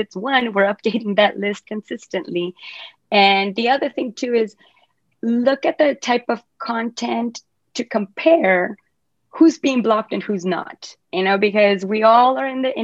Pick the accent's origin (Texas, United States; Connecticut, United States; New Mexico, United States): Texas, United States; Rio Grande Valley, South; also born or lived in Mexico / Asia; South Texas, that's where I'm from the Rio Grande Valley